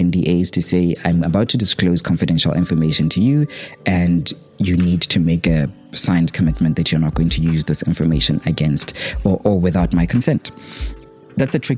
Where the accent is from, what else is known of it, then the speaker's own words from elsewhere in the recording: Botswana; from Botswana